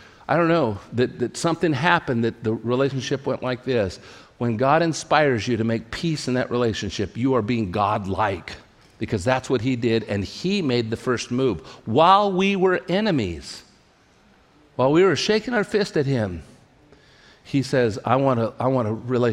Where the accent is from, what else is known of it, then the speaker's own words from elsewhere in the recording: California, United States; also born or lived in Portland, Oregon; I grew up in California, never been away from home in my life